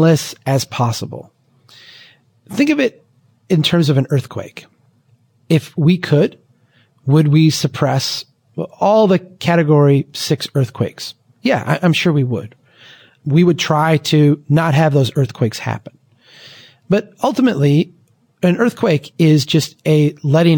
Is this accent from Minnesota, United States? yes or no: yes; Brainerd, Minnesota, United States; my hometown of Brainerd, Minnesota